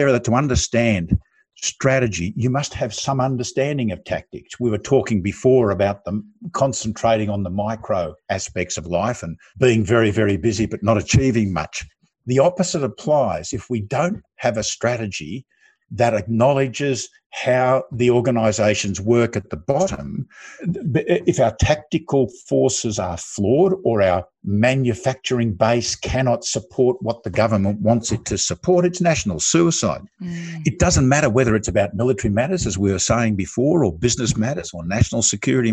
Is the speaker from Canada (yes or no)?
no; Australia; I'm an Australian